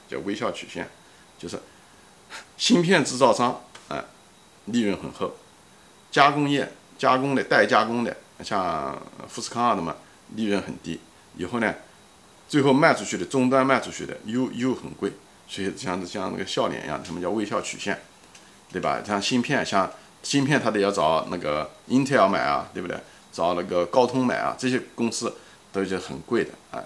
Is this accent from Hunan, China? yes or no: no; Ma'anshan, Anhui, China; moved away; 我曾经工作的一家公司，就是马刚公司，在安徽省马鞍山的公司，也是我的出生地